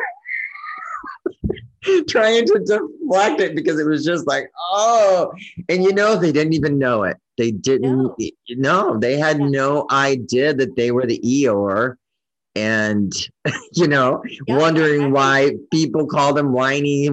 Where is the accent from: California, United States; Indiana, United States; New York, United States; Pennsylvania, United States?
California, United States; moved away as an adult; also born or lived in Oregon; I'm from California.